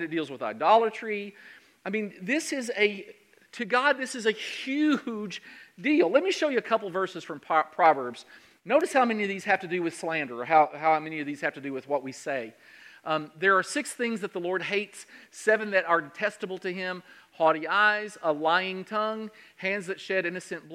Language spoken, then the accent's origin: English; Central Kentucky, United States; I'm from Central Kentucky